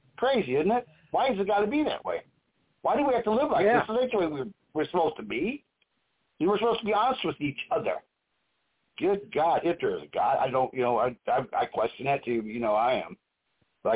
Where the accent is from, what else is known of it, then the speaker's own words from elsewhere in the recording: Missouri, United States; I am from Missouri